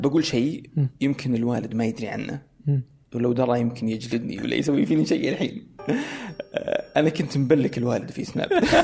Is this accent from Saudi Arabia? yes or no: yes; Saudi Arabia; اني انا سعودي